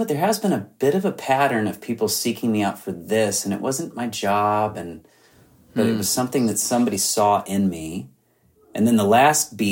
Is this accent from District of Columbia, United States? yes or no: no; Southern California, United States; I'm from Southern California